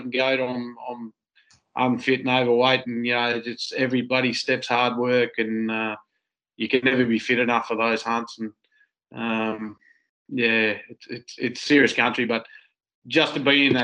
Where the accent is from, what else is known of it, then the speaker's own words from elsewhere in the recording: Australia; as an Aussie